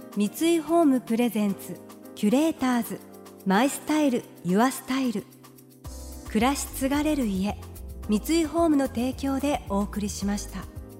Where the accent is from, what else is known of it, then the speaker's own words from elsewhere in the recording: Fukuoka, Japan; 私と同じ福岡県生まれ